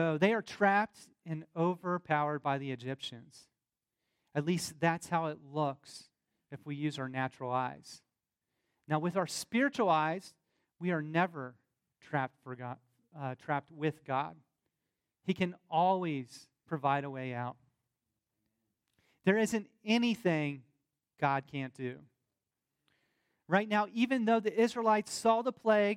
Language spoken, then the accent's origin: English; the South, United States; accent: southern; my southern accent